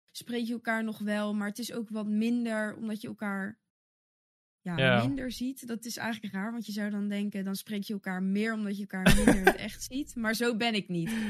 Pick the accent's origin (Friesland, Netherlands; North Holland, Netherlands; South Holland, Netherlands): South Holland, Netherlands; Wassenaar; also born or lived in The Hague; toen ben ik gaan wonen in, in Wassenaar. Of eh, tenminste, daar ben ik dan dus opgegroeid.